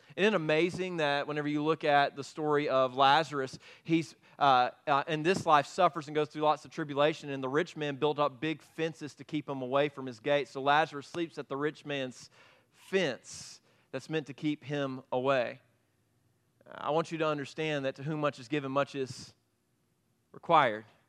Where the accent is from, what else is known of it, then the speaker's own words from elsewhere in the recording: Piedmont, United States; That's where I grew up in Piedmont